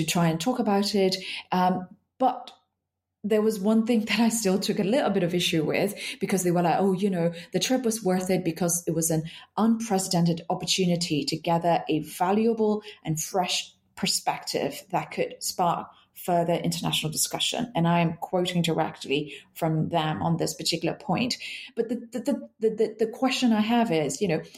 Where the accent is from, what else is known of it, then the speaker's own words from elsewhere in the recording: Yangon, Yangon Region, Myanmar; moved away as an adult; now in Italy; I was born and raised in Myanmar